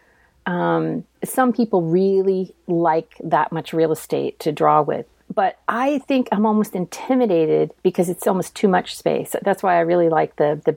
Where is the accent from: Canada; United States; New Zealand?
United States; Massachusetts; where I was born in Massachusetts. So we are native Bay Staters.